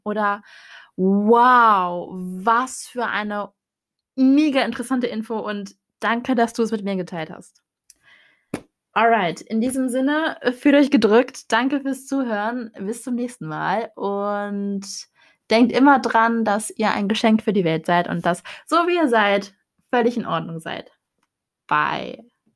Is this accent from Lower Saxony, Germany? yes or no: yes; Hannover, Lower Saxony, Germany; ich komme aus Hannover, ich bin 22 Jahre jung